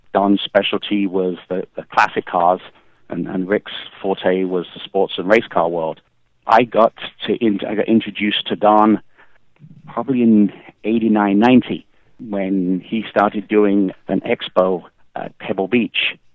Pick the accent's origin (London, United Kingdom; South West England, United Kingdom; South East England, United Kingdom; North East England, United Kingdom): South East England, United Kingdom; Kent; now in United States; I grew up in England, uh, in Kent, which is the southeast part of England